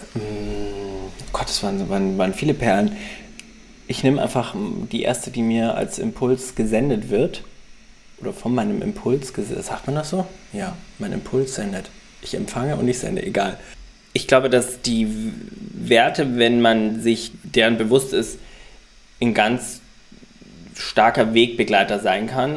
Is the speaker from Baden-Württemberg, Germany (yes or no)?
no; Ingolstadt, Bavaria, Germany; now in Hamburg, Germany; zu Hause in meiner Heimat in Ingolstadt